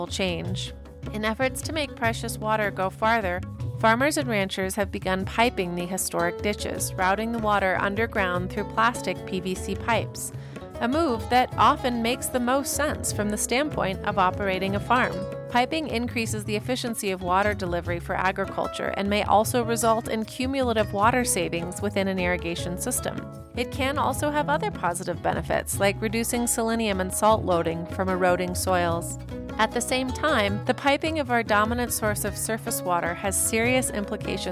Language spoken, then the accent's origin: English; Colorado, United States; Growing up in Colorado